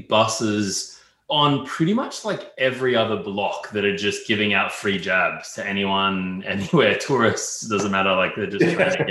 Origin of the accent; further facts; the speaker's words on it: Australia; accent: Australian; you can probably hear from my accent, I'm Australian, born and raised there, European parents